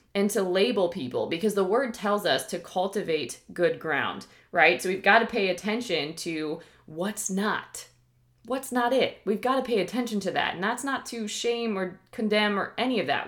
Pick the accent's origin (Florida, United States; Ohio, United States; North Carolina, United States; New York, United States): Ohio, United States; now in Texas, United States; I'm from Ohio originally